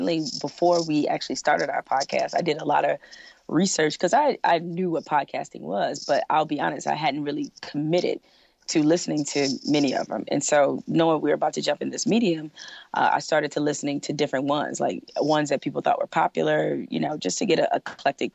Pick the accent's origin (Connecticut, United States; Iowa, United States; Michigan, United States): Michigan, United States; Detroit; I'm from Detroit